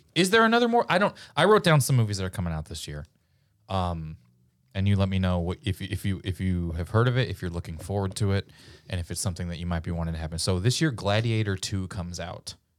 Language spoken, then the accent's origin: English; Missouri, United States; I'm from Missouri, and we famously, uh, didn't pick a side in the Civil War